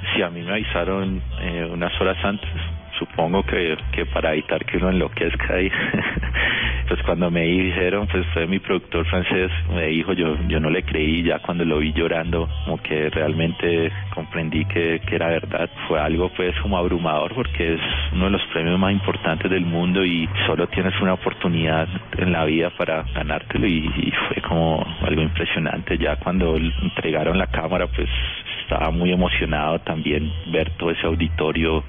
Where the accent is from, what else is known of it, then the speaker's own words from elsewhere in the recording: Cali, Valle del Cauca, Colombia; moved away as an adult; Yo me fui de Cali hace tres años, eh, yo adoro mi ciudad, mi departamento